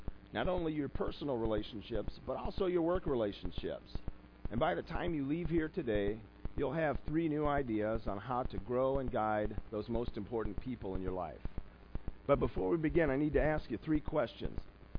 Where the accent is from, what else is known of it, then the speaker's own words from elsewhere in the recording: South Bend, Indiana, United States; As a kid, I grew up in South Bend. Because my parents moved around so often, I went to 8 different schools before college.